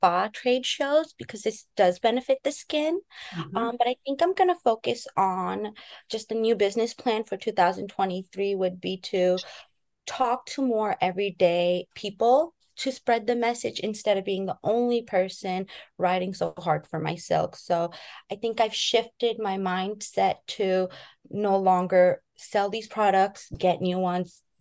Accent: New York City, New York, United States; moved away; also born or lived in San Francisco; Born and raised in Queens, New York.

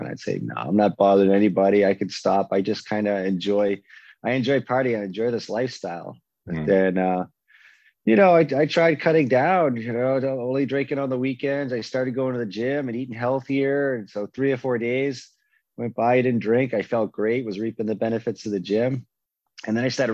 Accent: Waltham, Massachusetts, United States; moved away as an adult; also born or lived in Boston, Massachusetts; now in Arizona, United States; Growing up in Waltham, Massachusetts, I was surrounded by a bunch of alcoholics and addicts

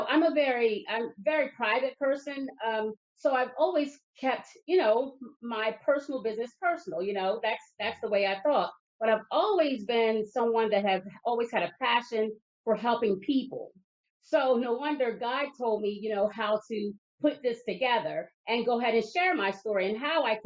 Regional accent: Lower Delaware, United States; also born or lived in New Castle County, Delaware; I was born and raised down in Lower Delaware

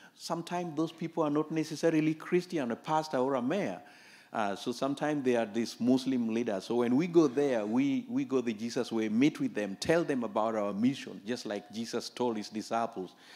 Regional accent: Kenya; I was born in Kenya, just the border between Kenya and Uganda.

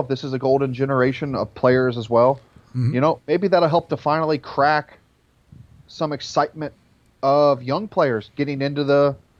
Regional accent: United States; being American.

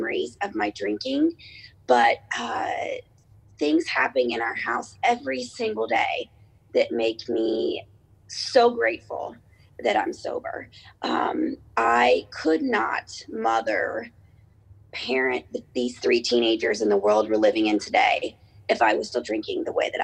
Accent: Cincinnati, Ohio, United States; I am from Cincinnati, Ohio.

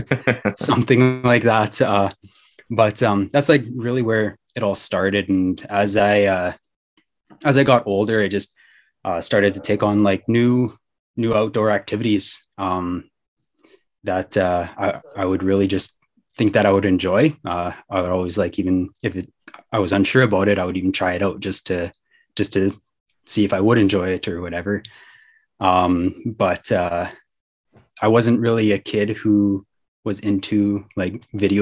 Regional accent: Wakaw, Saskatchewan, Canada; I grew up in Waka, which is a small town about an hour outside of the city.

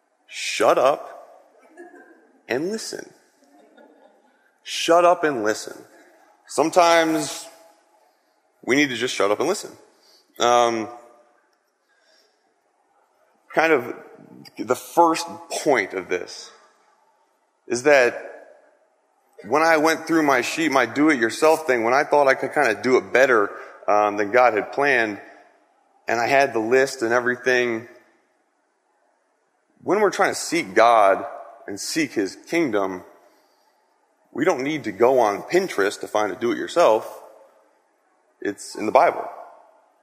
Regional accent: Wayne, Pennsylvania, United States; I grew up in Wayne, Pennsylvania, kind of right down the street.

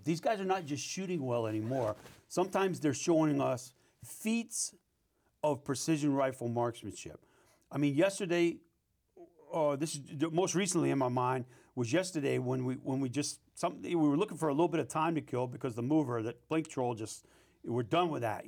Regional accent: New Orleans, Louisiana, United States; moved away; also born or lived in Mississippi; I, I grew up in New Orleans and, and, uh, my mom and grandparents raised me in a Catholic school, and then I moved up to Mississippi, got raised in a Baptist society up there

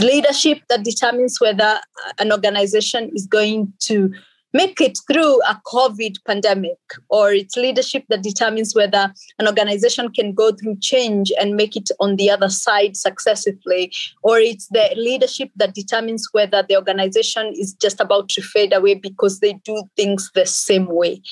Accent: Kenya; also born or lived in Finland / England; now in Australia; born and raised in Kenya by two amazing parents

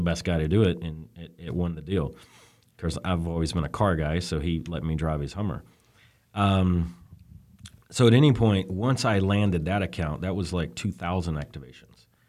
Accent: Birmingham, Alabama, United States; moved away as an adult; now in California, United States; I'm from Birmingham, Alabama. So good old boy makes it out to California kind of thing

